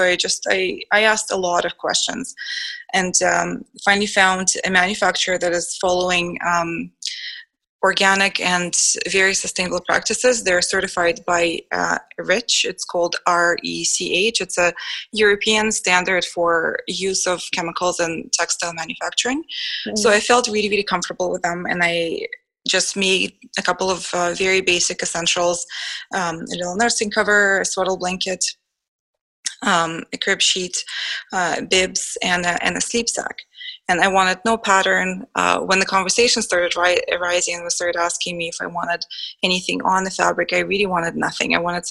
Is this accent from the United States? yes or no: no; Israel; English is a second language; now in Canada; I lived my passion until I immigrated to Canada from Israel, and I had to start and establish my career all over again.